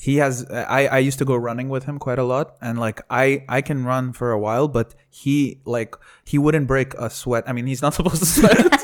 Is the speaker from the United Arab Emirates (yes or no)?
yes; Sharjah, United Arab Emirates; growing up in Sharjah